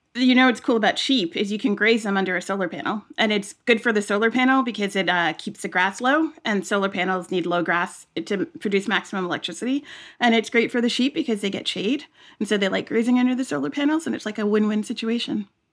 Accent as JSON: {"language": "English", "region": "New York", "country": "United States", "tie": "born or raised there", "said": "as a kid, I grew up in New York."}